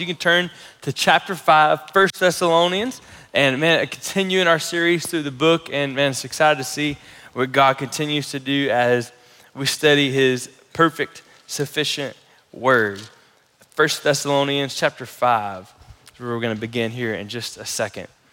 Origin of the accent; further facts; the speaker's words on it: United States; As American Christians